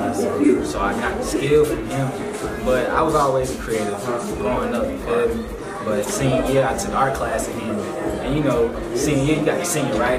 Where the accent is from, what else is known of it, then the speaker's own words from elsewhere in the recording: Atlanta, Georgia, United States; Southside, not just in the city, though.